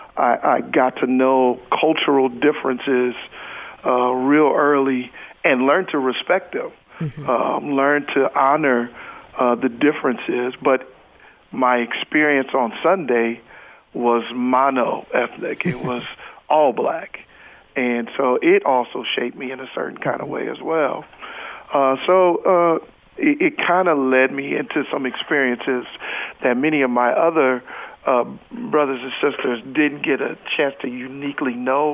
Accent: San Francisco, California, United States; Born and raised in San Francisco

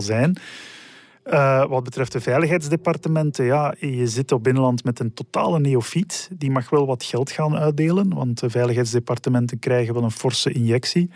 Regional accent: Schoten, Flanders, Belgium; Ik kom uit Schoten, eh, waar ik altijd gewoond heb

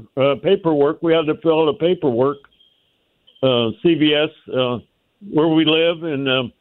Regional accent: St. Louis, Missouri, United States; moved away; I'm 70 years old, and I just received my, I'm originally from St. Louis.

